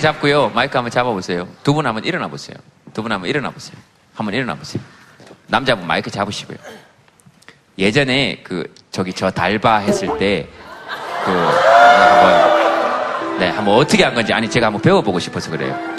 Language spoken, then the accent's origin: Korean; Daegu, South Korea; moved away